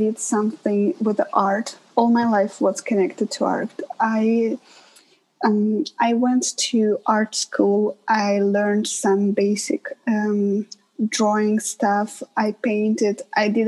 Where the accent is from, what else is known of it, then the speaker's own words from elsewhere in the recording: Russia; moved away as an adult; also born or lived in Winnipeg, Canada; now in Toronto, Canada; my hometown is right on the border with Ukraine